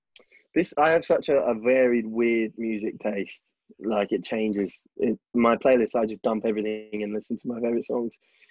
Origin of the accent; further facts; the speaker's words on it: Melbourne, Victoria, Australia; now in London, United Kingdom; I grew up in Melbourne, Victoria, Australia, in the southern hemisphere.